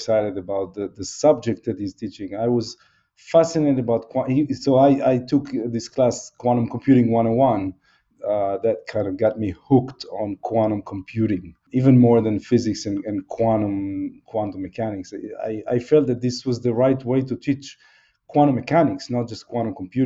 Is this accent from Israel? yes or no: yes; Israel; moved away as an adult; also born or lived in Seattle, United States; I grew up in Israel